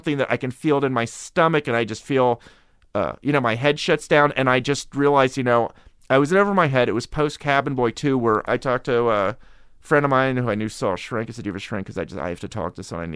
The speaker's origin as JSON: {"language": "English", "town": "Harrisburg", "region": "Pennsylvania", "country": "United States", "tie": "born or raised there", "said": "Look, I grew up in Harrisburg."}